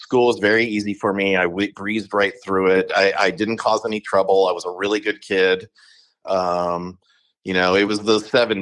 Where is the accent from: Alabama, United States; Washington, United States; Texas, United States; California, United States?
California, United States; Burlingame; I was born and raised in Burlingame, California